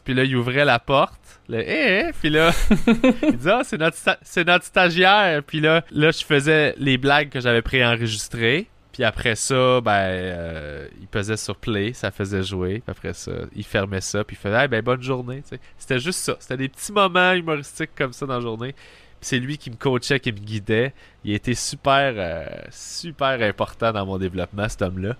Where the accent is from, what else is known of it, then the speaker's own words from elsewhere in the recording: Sainte-Julie, Quebec, Canada; C'était dans une polyvalente à saint julie là où j'ai grandi